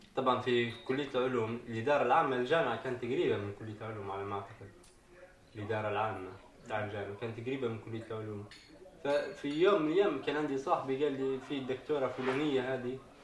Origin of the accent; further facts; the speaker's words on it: Tripoli, Tripoli District, Libya; moved away as an adult; now in Italy; أنا من طرابلس